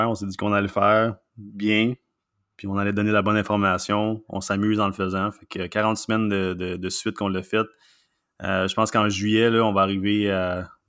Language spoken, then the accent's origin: French; Mont-Laurier, Quebec, Canada; now in Quebec City, Canada; je viens du coin de Mont-Laurier.